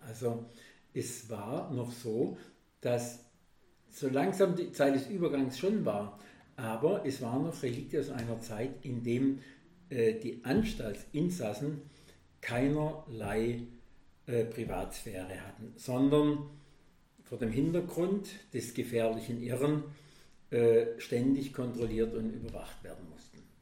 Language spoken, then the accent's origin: German; Germany; bei uns in Deutschland